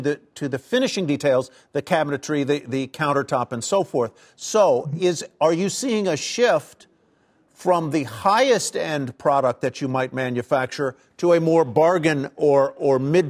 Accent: Virginia, United States; moved away; in my home state, Chesapeake, Virginia

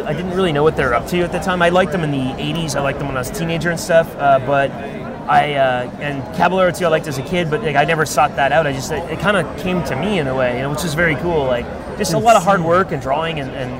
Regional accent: Ottawa, Ontario, Canada; now in United States; I grew up in Ottawa, Canada.

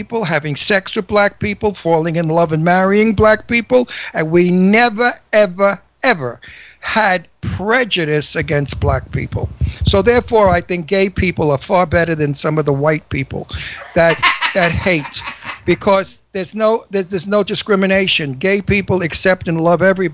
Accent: New York City, New York, United States; also born or lived in Northern New Jersey / Doylestown, Pennsylvania; now in Palm Springs, United States; I was born in Brooklyn. And I was raised in Brooklyn part of my life

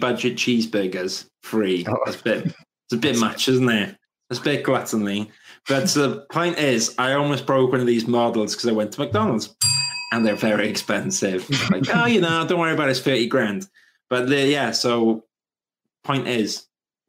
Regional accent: Welsh, Wales, United Kingdom; I'm Welsh

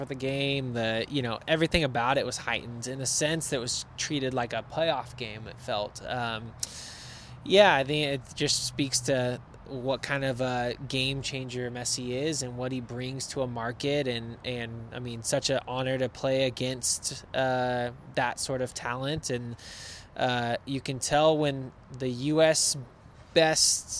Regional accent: Sacramento, California, United States; now in Los Angeles, United States; I grew up in Sacramento

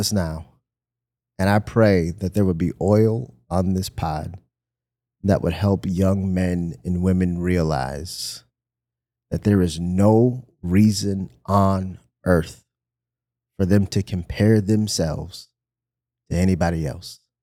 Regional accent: Michigan, United States; moved away; I'm from Michigan

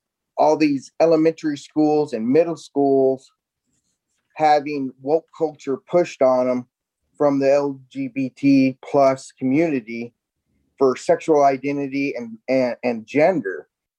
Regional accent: Iowa, United States; now in Texas, United States; but I'm originally from Iowa

